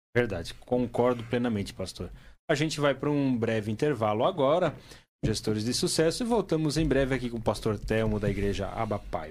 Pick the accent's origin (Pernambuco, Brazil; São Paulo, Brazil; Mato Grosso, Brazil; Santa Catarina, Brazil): Santa Catarina, Brazil; Timbó; moved away; eu estava lá na minha cidade, lá em Timbó